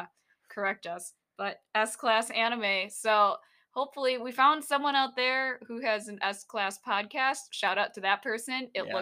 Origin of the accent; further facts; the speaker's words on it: Wisconsin, United States; also born or lived in Philippines; We're based in the Midwest, and we grew up in Wisconsin. You could probably tell from our accents.